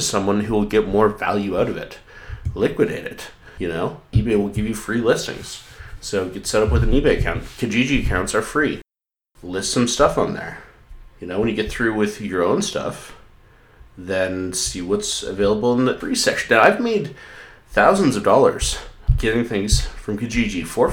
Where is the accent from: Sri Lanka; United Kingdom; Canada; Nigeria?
Canada; I'm Scottish, not Irish. Well, I'm Canadian, but my grandpa was born in Scotland